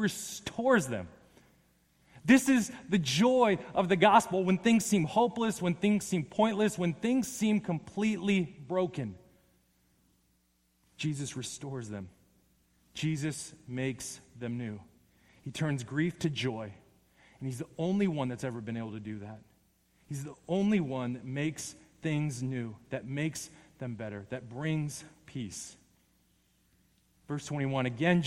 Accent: Las Vegas, Nevada, United States; I'm from Las Vegas

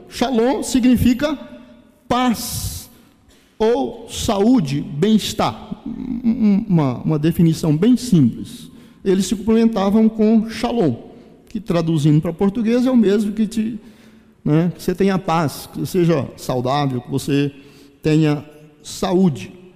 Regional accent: Brazil; nós brasileiros

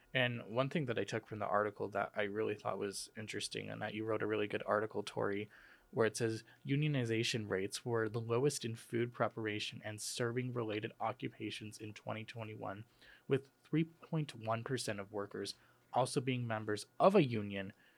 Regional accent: outside of Chicago, Illinois, United States; moved away; I'm from, uh, outside of Chicago

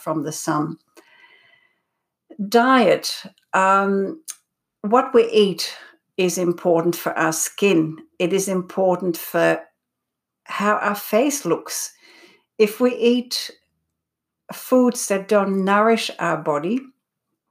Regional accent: Netherlands; also born or lived in Belgium; now in Australia; when I came to Australia 37 years ago, I'm originally from Holland, growing up in Belgium as well

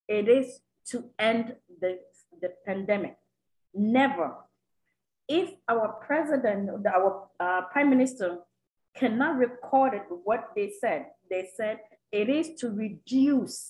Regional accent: Canada; as a Canadian

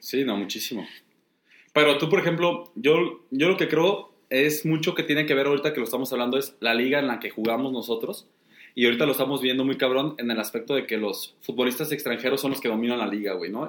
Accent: Mexico

